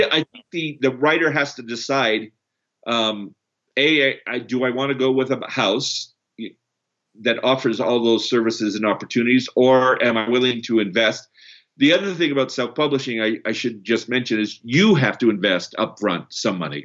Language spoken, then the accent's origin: English; Canada; moved away; also born or lived in Brazil; I'm also Canadian, um, born in Brazil.